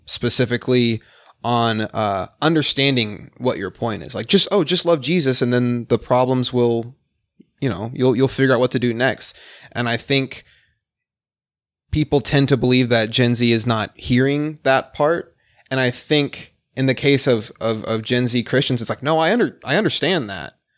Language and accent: English; Phoenix, Arizona, United States; born or raised there; also born or lived in Detroit, Michigan